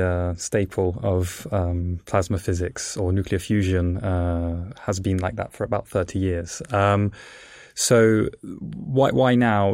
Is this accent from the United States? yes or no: no; England, United Kingdom; also born or lived in Italy; the reason I, as a child, moved to England is because my parents were actually plasmaphysicists and they worked for Jet